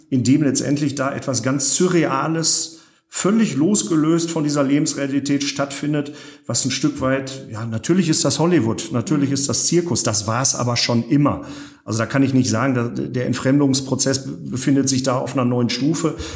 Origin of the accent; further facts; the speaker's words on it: Gelsenkirchen, North Rhine-Westphalia, Germany; passiert, interessiert in Rotthausen niemanden. Ja, ganz wenige. Ähm, das, was immer funktioniert in meiner Heimatstadt, ist Schalke.